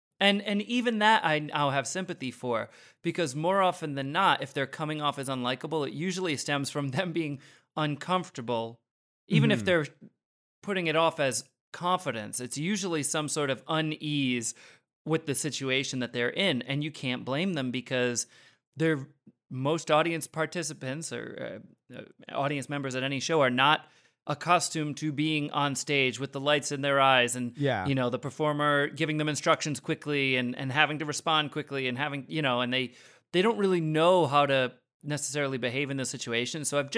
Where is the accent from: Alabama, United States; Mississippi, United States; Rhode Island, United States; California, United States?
Rhode Island, United States; like where I grew up in Rhode Island, like I feel like there was a higher than normal ratio of like the kids in my school where it really seemed like their life goal was to be an alpha male.